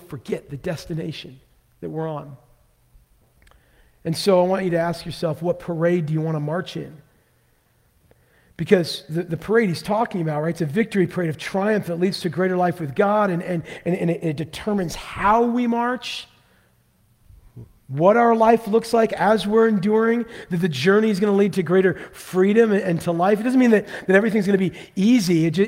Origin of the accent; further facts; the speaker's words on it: Vancouver, Washington, United States; I grew up in Vancouver, Washington